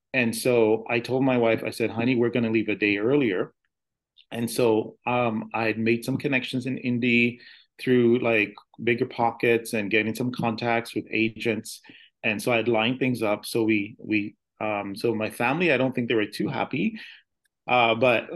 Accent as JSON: {"language": "English", "country": "Canada", "tie": "born or raised there", "also_born_or_lived": "United States", "said": "I'm actually a dual citizen. I'm American and Canadian"}